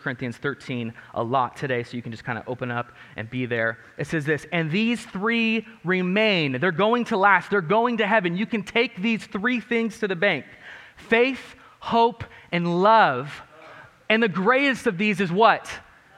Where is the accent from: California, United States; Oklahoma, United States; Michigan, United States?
California, United States; Mojave; also born or lived in Lancaster, California; where I grew up in my hometown of Mojave